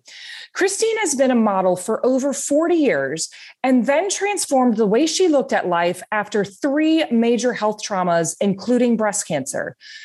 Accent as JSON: {"language": "English", "town": "Cedar Rapids", "region": "Iowa", "country": "United States", "moved": "yes", "lives_now": "Miami, United States", "said": "I'm from Cedar Rapids, Iowa. My family still lives there. I love the Midwest"}